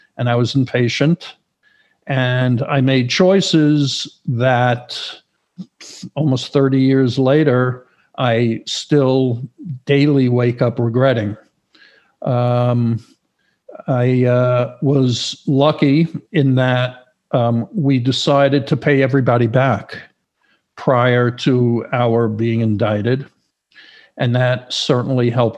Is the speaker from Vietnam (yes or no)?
no; New York, United States; moved away as an adult; also born or lived in Florida; now in Los Angeles, United States; originally I'm from New York